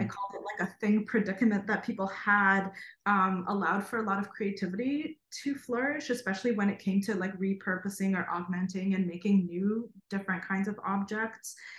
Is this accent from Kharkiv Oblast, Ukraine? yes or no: yes; Kharkiv, Kharkiv Oblast, Ukraine; moved away; I was born in Kharkov, Ukraine, um, and lived the first two years of my life in an art school dormitory